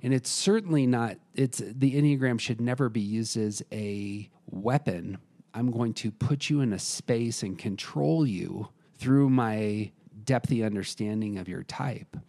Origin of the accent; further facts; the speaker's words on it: United States; I'm an American